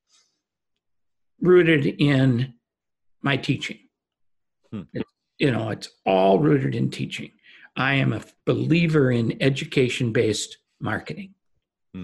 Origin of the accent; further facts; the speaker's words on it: Minnesota, United States; moved away as an adult; now in California, United States; born and raised in Minnesota, got married in Minnesota, and in 1979 left Minnesota to come to California